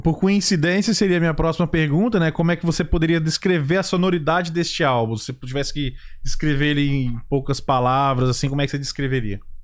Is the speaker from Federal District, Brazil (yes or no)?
yes; Brasília, Federal District, Brazil; moved away; Eu sou de Brasília, né? Pelo menos na região que eu morava